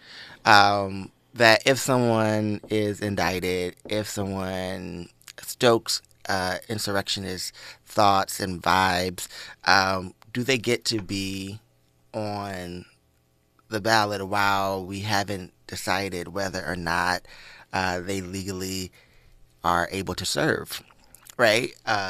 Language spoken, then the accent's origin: English; Atlanta, Georgia, United States; And I just think for me, this moment is crazy growing up in Atlanta. This is crazy for me because there's still Civil War, like, artifacts all around Georgia.